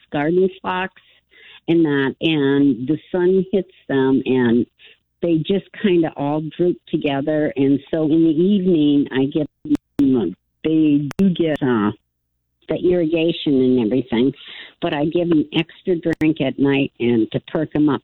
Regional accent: Midwest, United States; moved away; I'm from the Midwest

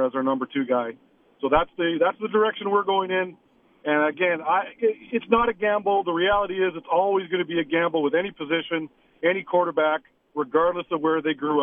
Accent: Canada; I'm a Canadian kid

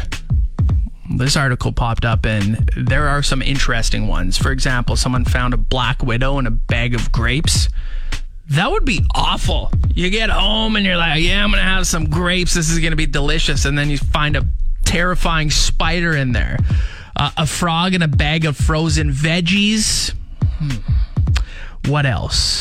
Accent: Canada; We're Canadian

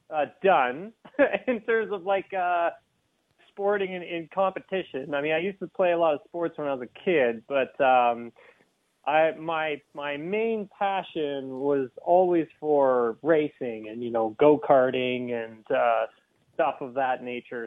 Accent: Keene, Ontario, Canada; I grew up in Peterborough. Well, actually, technically, I grew up in Keene, which is located outside of Peterborough.

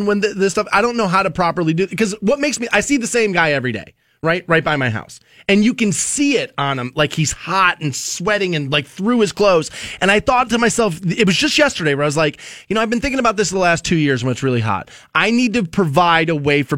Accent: Ohio, United States; I'm born and raised in Ohio, but not necessarily from Canton

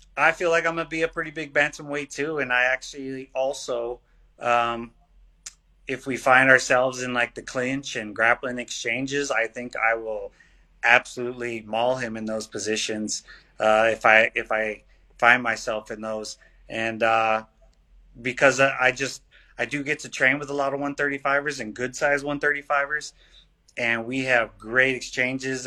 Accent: Palm Springs, California, United States; I want to fight in my hometown.

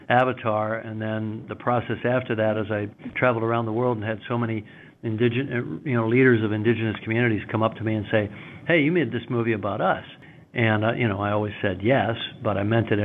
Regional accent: Ontario, Canada; moved away; also born or lived in New Zealand; I'm Canadian originally. I grew up in Ontario

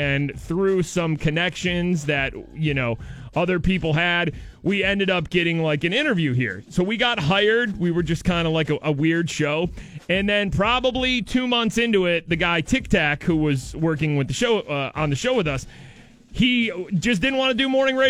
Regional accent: Detroit area, Michigan, United States; moved away as an adult; now in Pittsburgh, United States; We're both from right around the Detroit area. We're both from Michigan originally

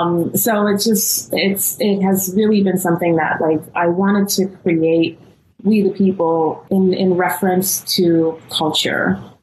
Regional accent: Guyana; And I grew up in Guyana because we practice Hinduism.

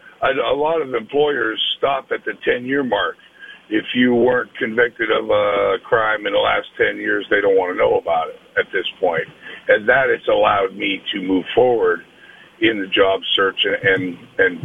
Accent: Erie, Pennsylvania, United States; my hometown in Erie

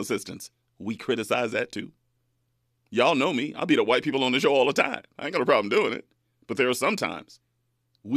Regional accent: Bakersfield, California, United States; moved away as an adult; now in Los Angeles, United States; my hometown, Bakersfield

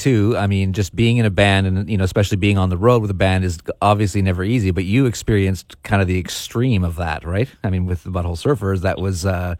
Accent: Victoria, British Columbia, Canada; born or raised there

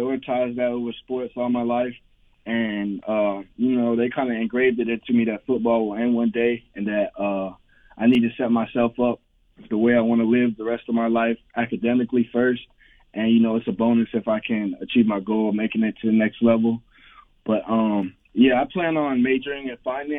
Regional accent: Florida, United States; I'm from Florida. I've been from Florida all my life, and I've lived here all my life

